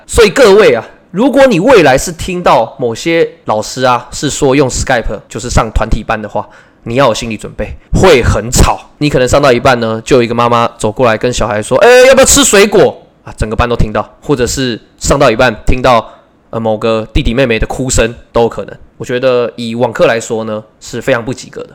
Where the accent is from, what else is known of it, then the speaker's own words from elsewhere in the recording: Taiwan; 我是台湾的维持老师